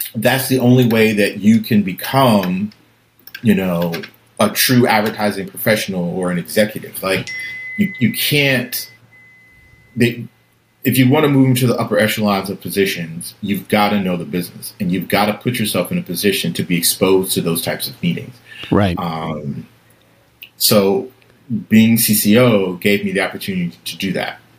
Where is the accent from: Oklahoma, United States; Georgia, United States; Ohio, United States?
Georgia, United States; Atlanta; moved away; growing up in College Park um, in Atlanta